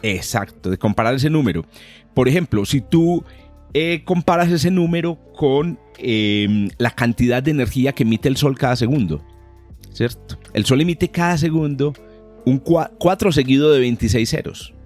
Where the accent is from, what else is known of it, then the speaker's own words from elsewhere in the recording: Colombia; los dos somos de origen colombiano